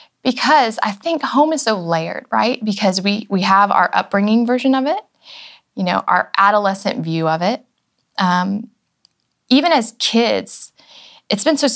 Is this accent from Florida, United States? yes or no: yes; Florida, United States; moved away as an adult; also born or lived in Virginia / Atlanta / New York; now in Nashville, United States; I was raised in Florida